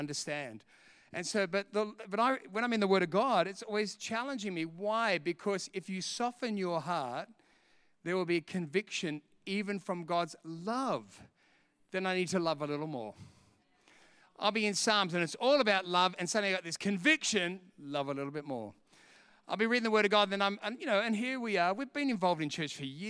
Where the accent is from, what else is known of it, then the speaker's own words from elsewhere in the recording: England, United Kingdom; I'm English. I speak English anyway.